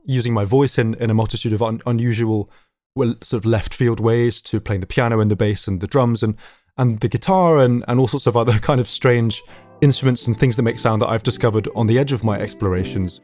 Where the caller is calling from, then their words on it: London, United Kingdom; I'm calling from North London, calling from my, my lockdown location, my family music room